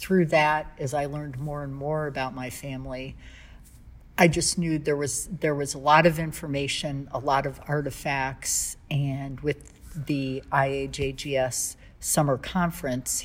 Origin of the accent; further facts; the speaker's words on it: Cleveland, Ohio, United States; I was raised here in Cleveland.